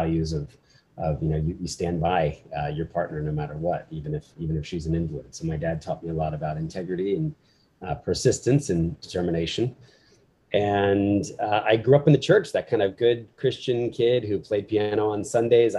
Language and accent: English; New Jersey, United States; also born or lived in Philadelphia, Pennsylvania; I was born in Philly, middle class family. My dad was a business guy. Mom was a writer. And when I was four, we moved to South Jersey